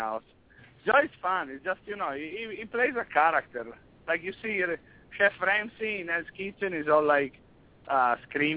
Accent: Friuli-Venezia Giulia, Italy; now in New York, United States; I'm from Friuli, which is a beautiful region in the northeast, next to Venice

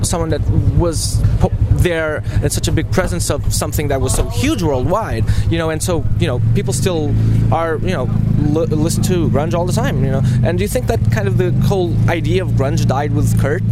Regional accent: Lisbon, Portugal; I'm from Lisbon

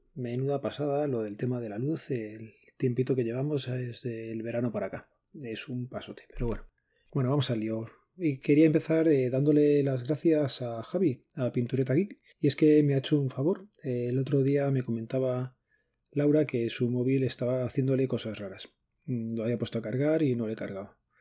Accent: Spain

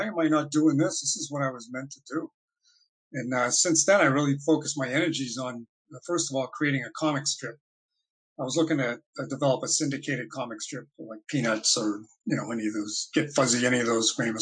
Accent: Boston, Massachusetts, United States; I'm a cartoonist from the Boston area

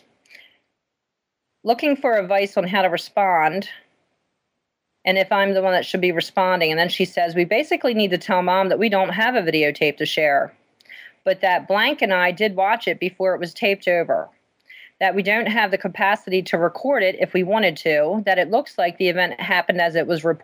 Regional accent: Maryland, United States; moved away as an adult; now in Pennsylvania, United States; we are from Maryland. We lived in Maryland until 4 years ago

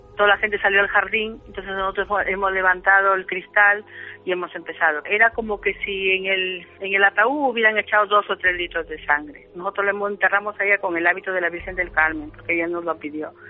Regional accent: Peru; nosotros somos del Perú, aunque descendientes de Vasco

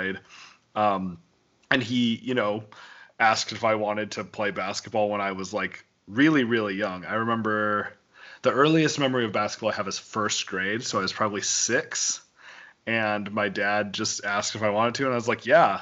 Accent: Wyoming, United States; I grew up in Wyoming

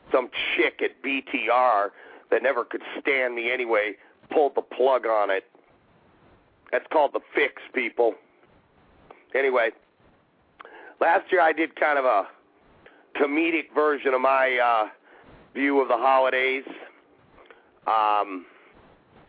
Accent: Alaska, United States; growing up in Alaska

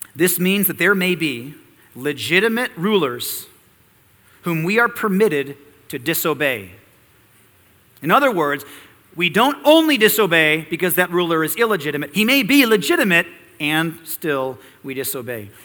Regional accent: United States; We as American Christians

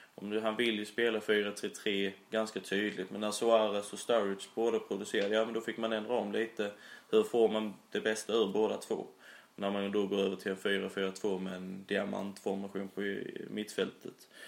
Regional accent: Immeln, Skåne, Sweden; accent: Skånska; now in Sölvesborg, Sweden; jag är ju från Immeln, en liten, liten eh

